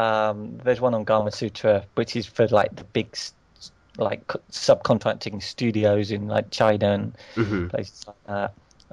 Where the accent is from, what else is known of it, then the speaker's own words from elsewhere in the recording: United Kingdom; Especially being British, we don't like confrontation